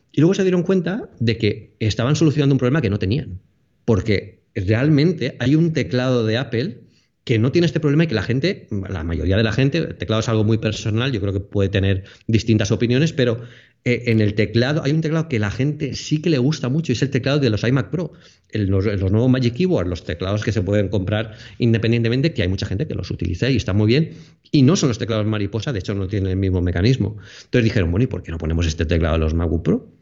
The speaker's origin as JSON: {"language": "Spanish", "town": "Alicante", "region": "Valencian Community", "country": "Spain", "said": "soy de Alicante"}